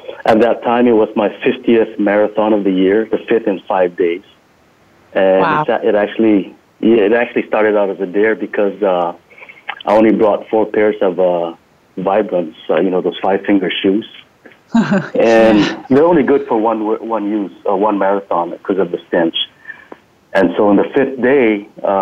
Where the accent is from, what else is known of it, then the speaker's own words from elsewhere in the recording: Guam; moved away as an adult; also born or lived in Leyte, Philippines; now in North Carolina, United States; I was actually born in the Philippines, in the province of Leyte. And I grew up in Guam. So I immigrated to Guam when I was 6 years old.